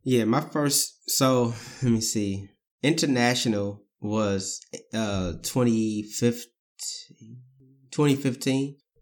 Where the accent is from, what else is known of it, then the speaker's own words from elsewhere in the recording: St. Louis, Missouri, United States; born and raised in Saint Louis